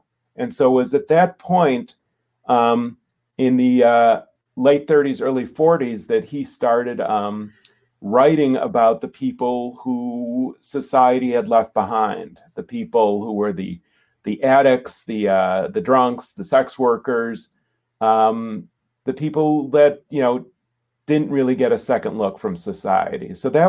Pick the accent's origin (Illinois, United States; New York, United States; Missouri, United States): Illinois, United States; Chicago; Growing up in Chicago, Nelson Algren was just someone that you knew about who wrote about the people at the bottom of the social spectrum.